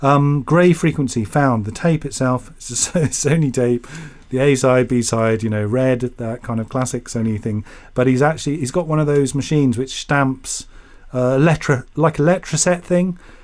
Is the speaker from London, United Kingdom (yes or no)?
no; Yorkshire and the Humber, United Kingdom; now in Berlin, Germany; I was born in Yorkshire